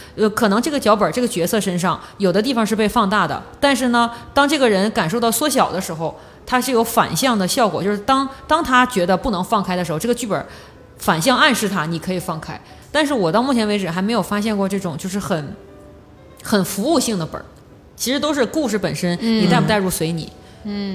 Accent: northeastern China, China; accent: Northeastern; 用我们东北话讲

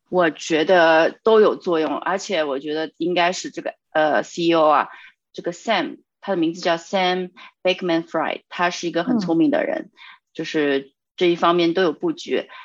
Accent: China; 我们中国人

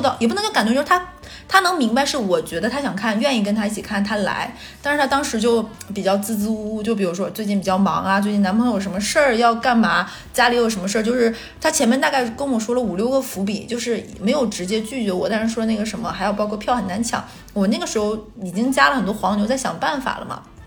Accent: northern China, China; moved away as an adult; now in Shanghai, China; 而且像咱们北方人，一定是这个人走到最后要结婚那一步

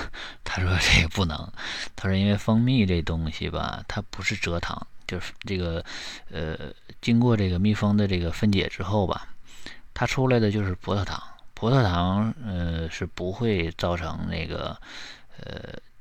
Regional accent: Northeast China, China; 你像我们东北这边呢， 本地产的蜜就是椴树蜜特别多

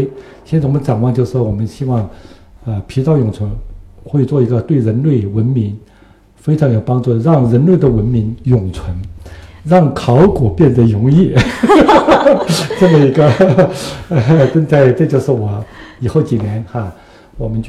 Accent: Zunyi, Guizhou, China; moved away; 因为贵州也是我的家乡，我是在遵义长大的。

